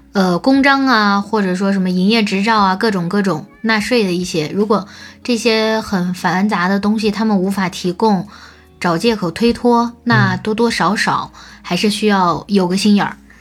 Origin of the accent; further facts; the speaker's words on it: China; 那我们中国人干嘛要遵守呢？